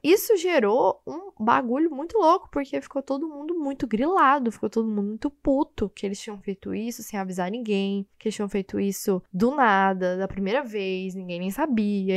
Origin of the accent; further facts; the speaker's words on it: Goiânia, Goiás, Brazil; Eu sou de Goiânia, né? Então eu sou acostumada com calor